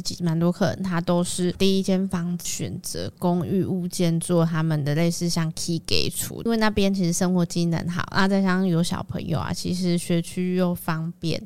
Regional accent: Taiwan; 可是像一般我们台湾人，大部分其实都还是有在拿香拜拜的

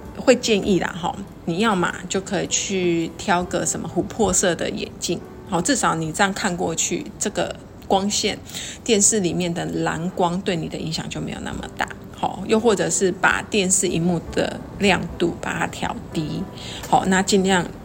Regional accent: Taiwan; 我们台湾人哦， 就是吃安眠药哦， 真的是也是世界上数一数二的哦

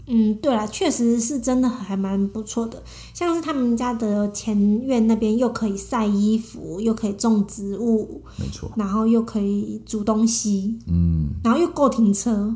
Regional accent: Taiwan; 我们台湾人

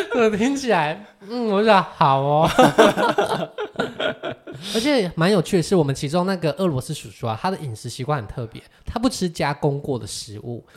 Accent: Taiwan; “台湾。”

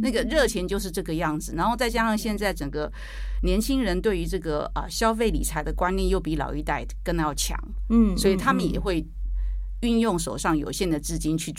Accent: Taiwan; 那你想想看，为什么我们还维持在一万七？因为我们台湾人很有信心啊。

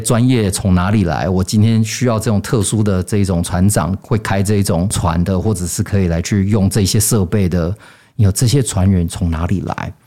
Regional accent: California, United States; moved away; 我小时候是在美国加州

